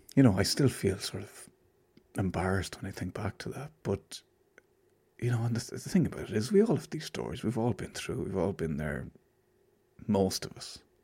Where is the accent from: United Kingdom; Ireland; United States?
Ireland; I'm Irish